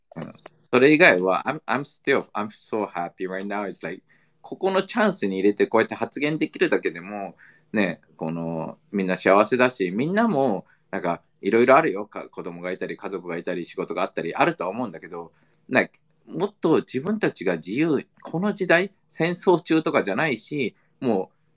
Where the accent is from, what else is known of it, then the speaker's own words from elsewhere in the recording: United States; now in Japan; アメリカ育ち